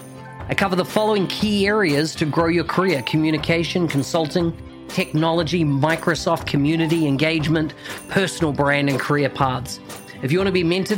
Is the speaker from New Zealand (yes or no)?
yes; New Zealand; accent: Kiwi; my Kiwi accent